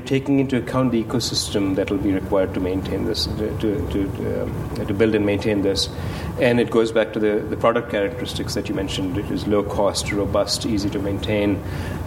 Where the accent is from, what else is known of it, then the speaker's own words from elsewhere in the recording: Kolkata, West Bengal, India; moved away as an adult; now in United States; I grew up in Calcutta